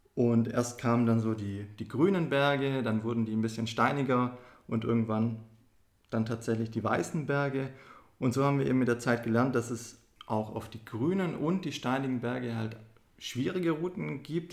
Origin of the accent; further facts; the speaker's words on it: Esslingen, Baden-Württemberg, Germany; wir sind ja hier in Esslingen aufgewachsen